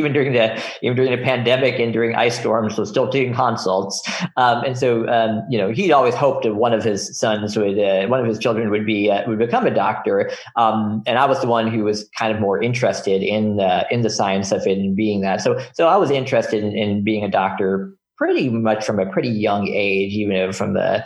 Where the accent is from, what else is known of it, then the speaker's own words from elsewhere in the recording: Houston, Texas, United States; moved away; also born or lived in Detroit suburbs, Michigan; I basically grew up there from like kindergarten through high school